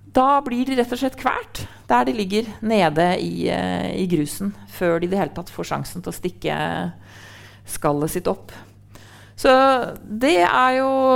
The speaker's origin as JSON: {"language": "Norwegian", "town": "Trondheim", "region": "Trøndelag", "country": "Norway", "said": "jeg er jo fra Trondheim"}